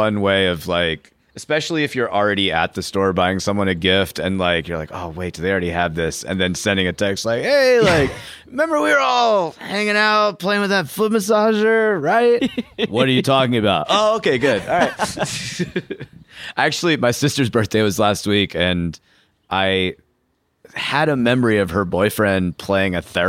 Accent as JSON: {"language": "English", "town": "Chicago", "region": "Illinois", "country": "United States", "said": "from Chicago."}